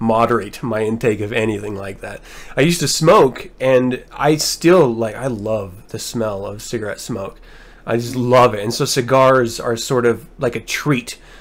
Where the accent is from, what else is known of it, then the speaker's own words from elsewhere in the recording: Utah, United States; I'm from Utah.